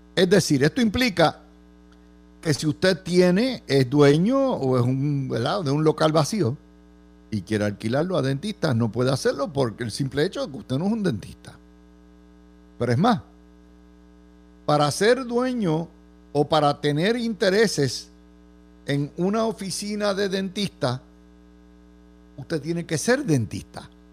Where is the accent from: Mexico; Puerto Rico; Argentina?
Puerto Rico; no todos los puertorriqueños somos idénticos